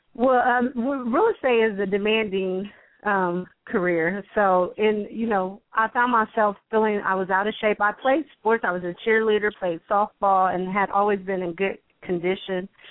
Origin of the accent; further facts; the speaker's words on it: West Virginia, United States; now in Columbus, United States; I'm originally from West Virginia, but have been in Columbus, Ohio for a very long time.